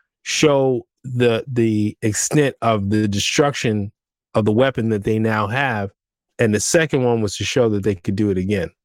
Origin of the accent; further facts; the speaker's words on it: New York City, New York, United States; as a New Yorker, you have to look like you know where you're going.